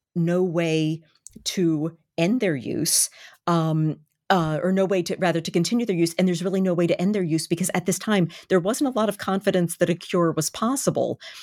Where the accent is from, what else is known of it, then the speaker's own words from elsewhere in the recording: Baltimore, Maryland, United States; it is my, uh, my hometown